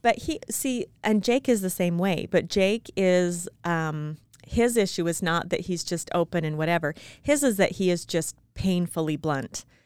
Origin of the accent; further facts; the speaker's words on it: Utah, United States; I was born and raised in Utah, very small town.